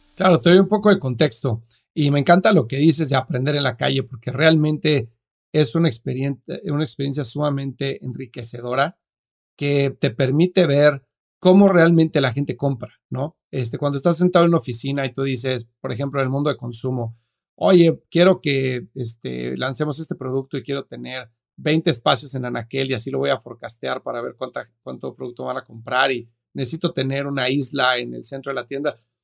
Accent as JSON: {"language": "Spanish", "region": "Mexico City", "country": "Mexico", "tie": "born or raised there", "moved": "as an adult", "lives_now": "United States", "said": "soy mexicano, vivo en Estados Unidos hace 13 años, pero nací y crecí en la Ciudad de México"}